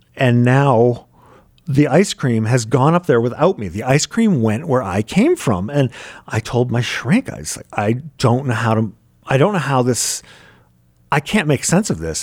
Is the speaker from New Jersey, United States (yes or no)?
no; Maine, United States; now in New York City, United States; I'm from Maine, and that's my land.